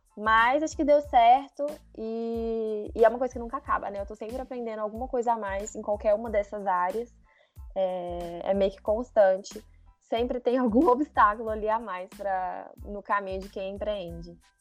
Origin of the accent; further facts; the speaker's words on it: Minas Gerais, Brazil; Eu sou de Minas, moro aqui em Minas